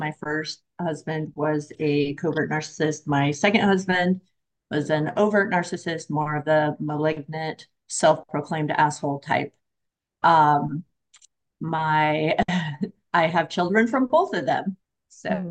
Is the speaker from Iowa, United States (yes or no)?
no; Oregon, United States; moved away; also born or lived in Florida; so I'm from Oregon. I just moved back recently from Florida